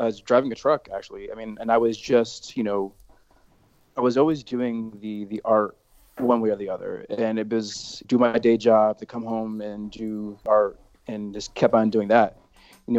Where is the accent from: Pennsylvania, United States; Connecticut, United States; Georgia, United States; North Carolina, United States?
Connecticut, United States; I've born and raised in Connecticut and live in New Haven